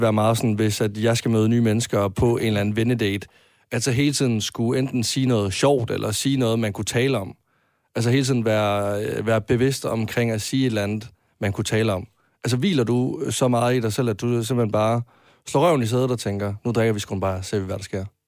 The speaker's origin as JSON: {"language": "Danish", "town": "Varde", "region": "Southern Denmark", "country": "Denmark", "moved": "as an adult", "lives_now": "Copenhagen, Denmark", "said": "da jeg flyttede fra, øh, fra Jylland, øh, til København"}